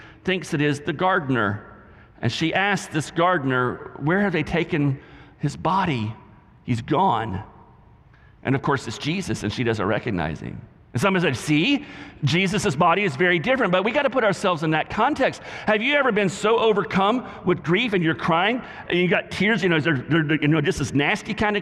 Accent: the South, United States; accent: southern; my southern accent

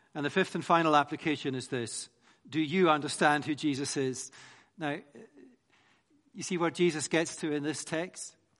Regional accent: Scotland, United Kingdom; I'm Scottish.

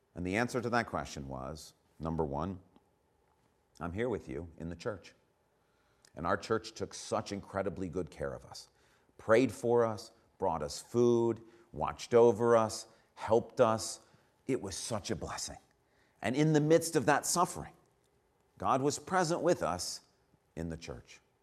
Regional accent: United States; we as Americans

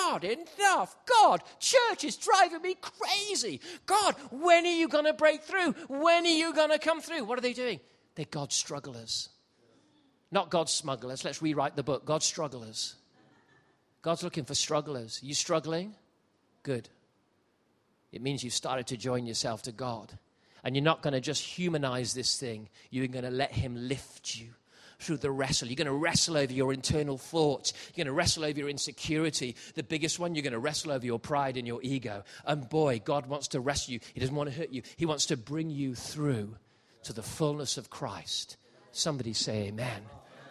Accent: Gibraltar; moved away; I grew up in Gibraltar

